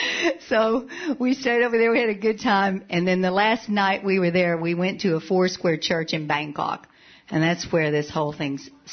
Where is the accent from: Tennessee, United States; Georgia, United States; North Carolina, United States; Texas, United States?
Texas, United States; Levelland; moved away; I was born in West Texas. Can you tell that? And I was born into a place called, I lived in a place called Leveland